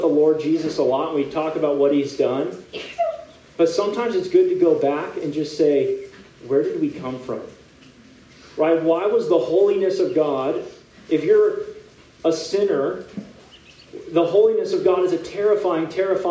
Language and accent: English; California, United States; now in San Diego, United States; I am from California, born and raised in a pretty hot part of California